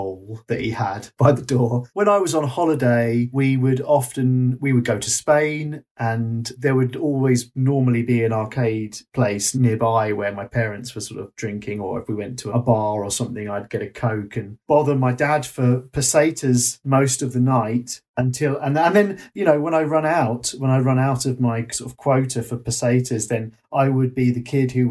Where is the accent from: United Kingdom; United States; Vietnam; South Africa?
United Kingdom; Bognor Regis, South East England; I grew up in a seaside town. I grew up in Bognor Regis.